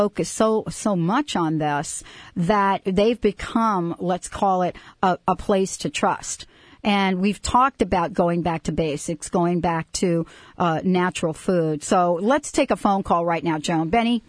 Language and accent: English; East Coast, United States; moved away; I come from the East Coast